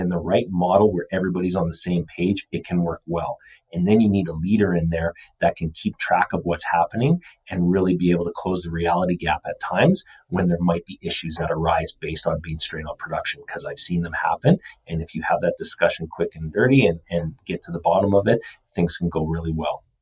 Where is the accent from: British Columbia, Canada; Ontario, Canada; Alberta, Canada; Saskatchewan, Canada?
Alberta, Canada; Calgary; The team that I cheer for is the Calgary Flames. So that is where I grew up and I love.